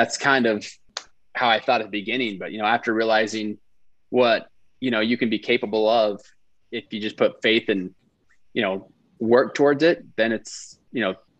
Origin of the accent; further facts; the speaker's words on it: Wyoming, United States; I'm from Wyoming.